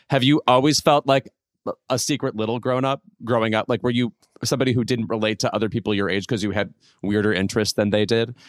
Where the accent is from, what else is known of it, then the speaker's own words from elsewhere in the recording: Chicago suburb, Illinois, United States; moved away; I'm in my hometown right now